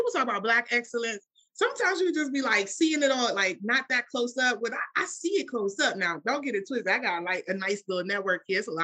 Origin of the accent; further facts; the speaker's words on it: Washington, District of Columbia, United States; I grew up in Washington, D.C.